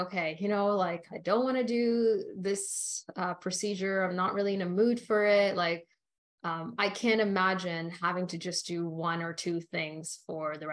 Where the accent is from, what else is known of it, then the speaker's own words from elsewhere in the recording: Canada; also born or lived in Australia; I was raised in Canada